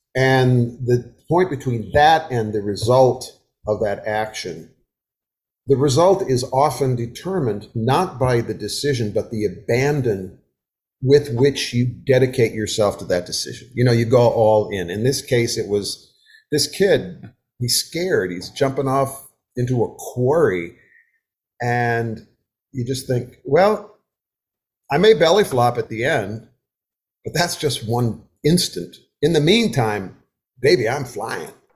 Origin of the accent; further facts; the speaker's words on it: Wisconsin, United States; moved away as an adult; now in the South, United States; I have lived in the South for 50 years. I was raised in Wisconsin